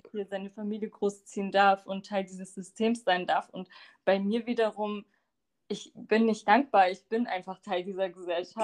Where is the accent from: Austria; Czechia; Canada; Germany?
Germany; Bremen; also born or lived in Lower Saxony; ich bin aber in Bremen geboren und aufgewachsen